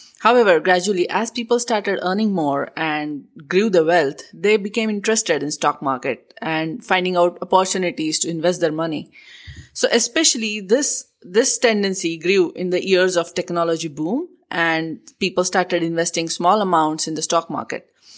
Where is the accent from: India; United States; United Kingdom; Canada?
India; moved away; I'm from India. I was born and brought up there.